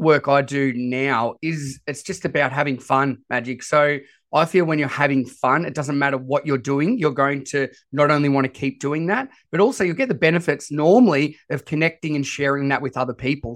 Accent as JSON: {"language": "English", "country": "Australia", "accent": "Australian", "said": "I am as Aussie as it comes with my voice"}